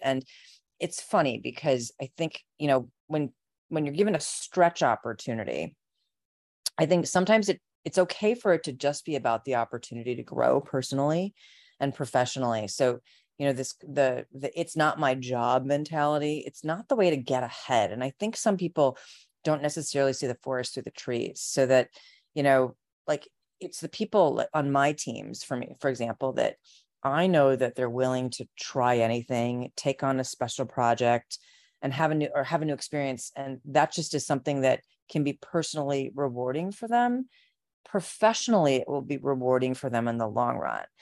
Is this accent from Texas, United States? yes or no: no; Chicago suburbs, Illinois, United States; I grew up in the Chicago suburbs